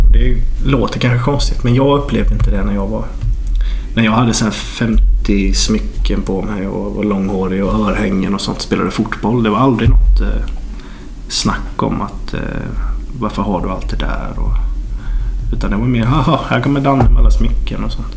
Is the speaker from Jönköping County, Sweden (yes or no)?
yes; Norrahammar, Jönköping County, Sweden; moved away; Jag är från Norra Hammar utanför Jönköping och det är ju litet.